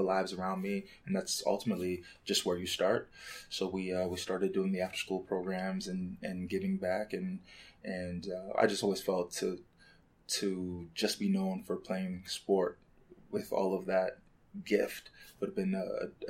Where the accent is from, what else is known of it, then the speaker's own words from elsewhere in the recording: Canada; moved away as an adult; also born or lived in Lagos, Nigeria; now in Chicago, United States; we moved to Canada when I was 4 years old.